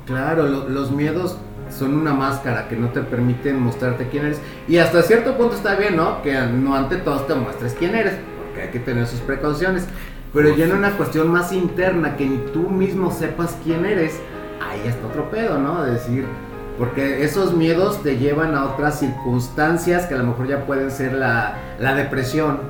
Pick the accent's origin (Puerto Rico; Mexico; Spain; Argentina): Mexico; Tijuana, Baja California; hace muchos años en mi infancia, cuando vivía en Tijuana con mis papás